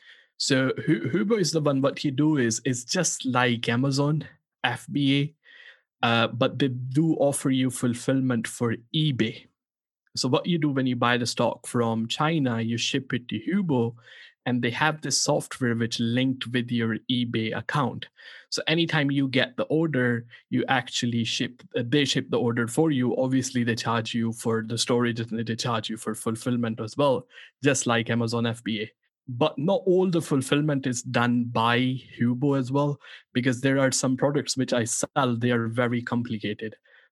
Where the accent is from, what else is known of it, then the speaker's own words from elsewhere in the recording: Pakistan; born there; English is a second language; And also, as I was born in Pakistan